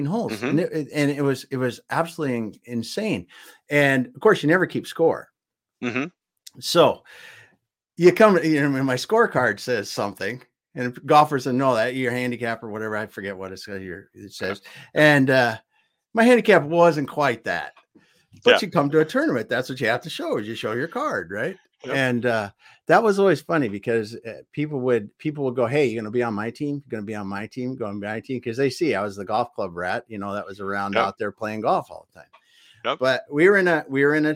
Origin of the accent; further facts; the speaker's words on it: South Dakota, United States; moved away; I grew up in South Dakota